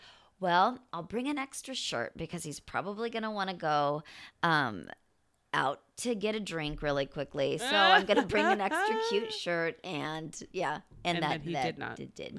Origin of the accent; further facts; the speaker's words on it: Champaign, Illinois, United States; I grew up in Illinois, in Champaign, Illinois.